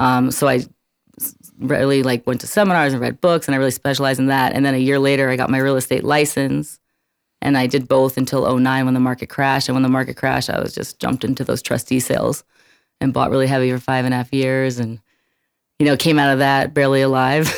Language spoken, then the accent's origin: English; New York City, New York, United States; moved away as an adult; also born or lived in Arizona; I grew up in Brooklyn, New York